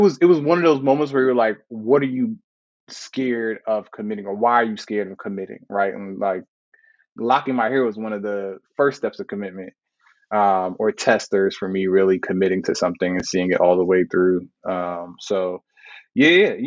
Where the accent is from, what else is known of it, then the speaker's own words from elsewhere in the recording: New York, United States; moved away as an adult; also born or lived in Brooklyn; now in Atlanta, United States; I grew up in New York for the majority of my life, and I lived in New York for my adult life. And leaving New York was a really big deal